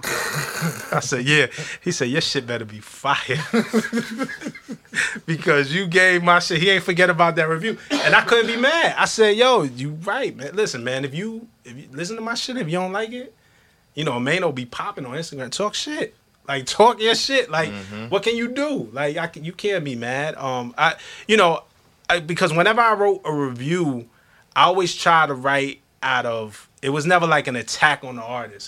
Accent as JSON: {"language": "English", "town": "New York City", "region": "New York", "country": "United States", "said": "I come from Flatbush, Brooklyn"}